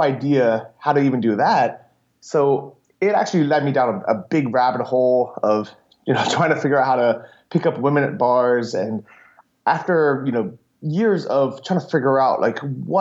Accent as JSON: {"language": "English", "town": "San Francisco", "region": "California", "country": "United States", "tie": "born or raised there", "also_born_or_lived": "Los Angeles / Thailand", "said": "I grew up in San Francisco"}